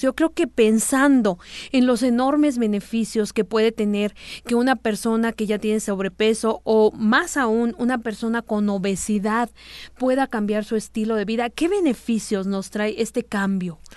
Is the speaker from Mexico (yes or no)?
yes; Mexico; algo en nuestros genes como población mexicana